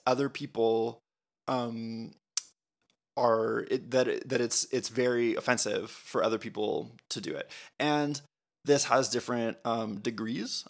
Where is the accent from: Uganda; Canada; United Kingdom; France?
Canada; we're Canadian.